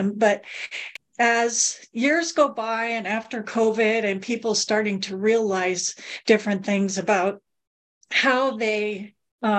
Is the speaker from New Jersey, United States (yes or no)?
no; Southern California, United States; I grew up in Southern California